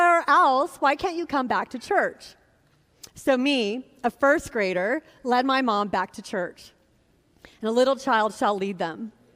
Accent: Sacramento, California, United States; My brother and I had a lot of surrogate fathers who stepped into our lives growing up in Sacramento.

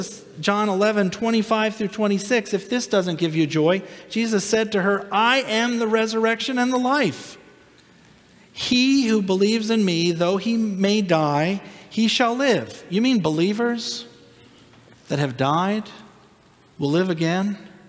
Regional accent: Minnesota, United States; now in Florida, United States; I came from Minnesota before we came to Florida.

